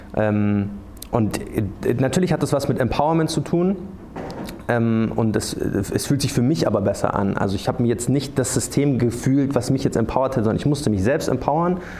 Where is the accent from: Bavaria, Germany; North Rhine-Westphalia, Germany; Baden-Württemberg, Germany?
Bavaria, Germany; Munich; ich bin in der Gegend aufgewachsen